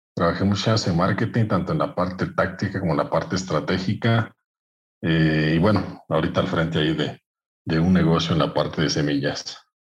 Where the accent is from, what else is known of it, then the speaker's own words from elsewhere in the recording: Veracruz, Mexico; moved away as an adult; also born or lived in Orizaba / Brazil; Yo soy de Veracruz, nací en Orizaba, y por ahí crecí en un pueblo pequeño